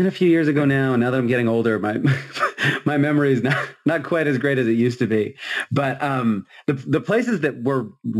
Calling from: Massachusetts, United States; I'm coming in from Massachusetts, since that's apparently what we're doing.

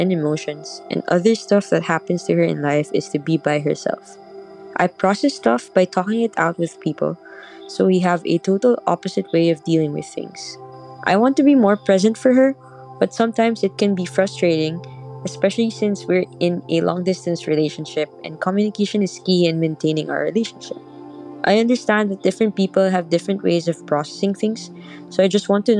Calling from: Philippines; from the Philippines, and I've been using Headspace since 2019.

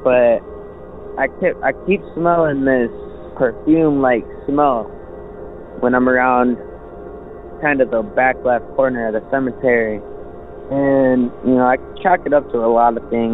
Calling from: Michigan, United States; I'm calling from Michigan

